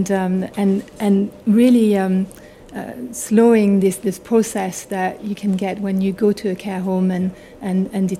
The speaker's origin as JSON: {"language": "English", "area": "Haute-Savoie", "region": "Auvergne-Rhône-Alpes", "country": "France", "accent": "French", "second_language": "English", "moved": "yes", "lives_now": "United Kingdom"}